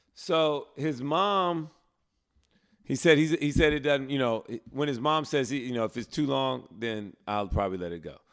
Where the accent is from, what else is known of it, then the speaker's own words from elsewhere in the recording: Prattville, Alabama, United States; moved away; I'm from Prattville